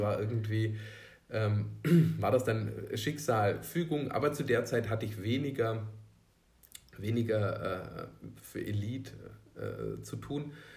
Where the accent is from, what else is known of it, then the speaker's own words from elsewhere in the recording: Elchingen, Bavaria, Germany; ich bin in Unterelchingen groß geworden